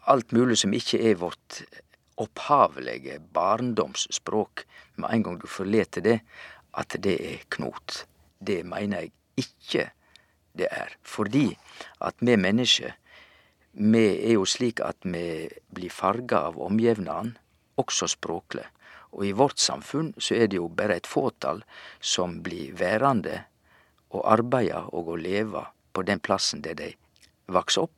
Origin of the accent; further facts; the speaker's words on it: Vestland, Norway; accent: Sogn dialect; now in Sørlandet, Norway; Vi har altså en, en skala, og min skala er fra sognemål, sognamål, til nynorsk, der jeg eh, går att og fram.